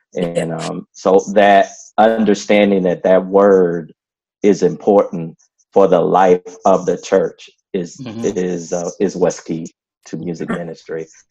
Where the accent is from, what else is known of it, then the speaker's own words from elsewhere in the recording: Flint, Michigan, United States; moved away; also born or lived in Lincoln, Illinois; I was actually born in little people don't know that little town Lincoln, Illinois, but I grew up in Flint, Michigan